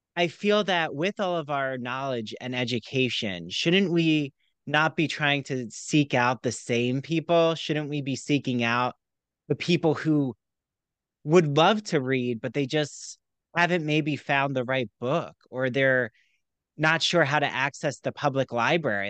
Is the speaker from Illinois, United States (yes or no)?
no; New Jersey, United States; I grew up near there in South Jersey